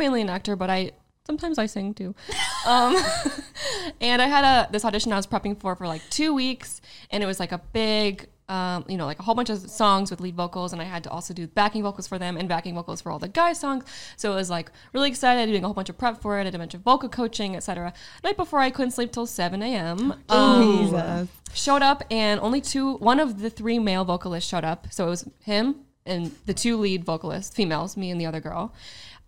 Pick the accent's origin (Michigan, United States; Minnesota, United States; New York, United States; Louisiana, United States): Michigan, United States; moved away as an adult; now in Los Angeles, United States; we are all from Michigan, different parts